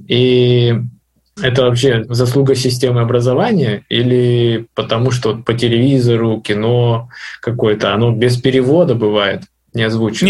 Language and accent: Russian; North Ossetia–Alania, Russia; я сам из Осетии, из Северной, вот, и у нас в городе стоит памятник Сталину